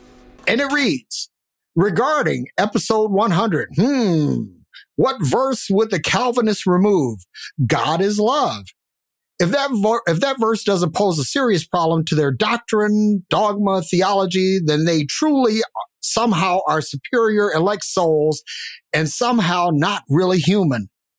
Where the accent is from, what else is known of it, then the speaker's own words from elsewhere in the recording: Michigan, United States; Y'all know I'm from Michigan, right?